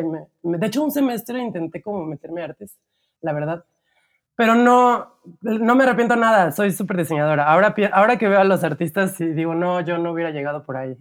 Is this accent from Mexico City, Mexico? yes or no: no; Cuautla, Morelos, Mexico; yo crecí en una ciudad que se llama Cuautla, que nadie ubica, pero siempre digo cerca de Cuernavaca